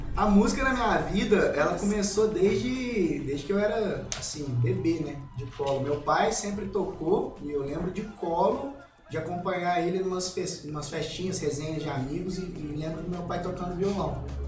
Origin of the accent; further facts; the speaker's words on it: Três Corações, Minas Gerais, Brazil; also born or lived in Pouso Alegre / Lambari; depois fomos pra Três Corações.